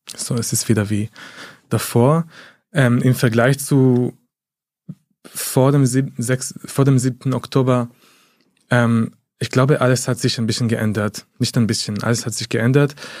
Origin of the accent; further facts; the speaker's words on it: Haifa, Haifa District, Israel; now in Berlin, Germany; ich komme aus Haifa, meine Familie ist immer noch in der Region, äh, in, im Bezirk Haifa